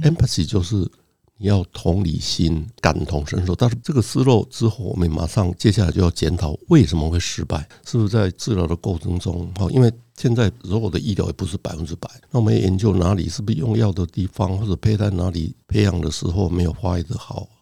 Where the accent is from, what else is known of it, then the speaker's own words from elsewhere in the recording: Donggang, Pingtung County, Taiwan; 我小的时候是在屏东的东港那个小镇长大，所以镇上大概只有四个医生